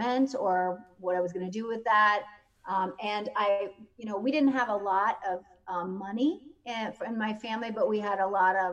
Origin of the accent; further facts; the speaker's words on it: Spencer, Iowa, United States; moved away; I was born in Spencer, Iowa, and that's where I grew up, home of the Fighting Tigers